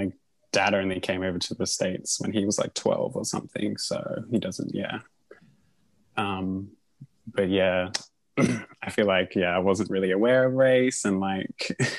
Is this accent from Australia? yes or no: yes; Australia; And I was like, "Oh, I'm Australian."